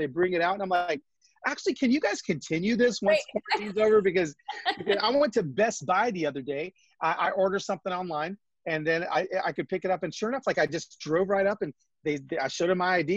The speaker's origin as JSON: {"language": "English", "town": "Los Angeles", "region": "California", "country": "United States", "also_born_or_lived": "Atlanta", "moved": "as an adult", "lives_now": "Nashville, United States", "said": "We're both from Los Angeles, and we're LA family that ended up going to Atlanta for a few years and then landed in Nashville, Tennessee."}